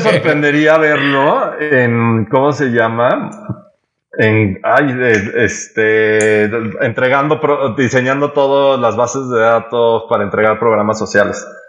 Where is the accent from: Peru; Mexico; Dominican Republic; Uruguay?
Mexico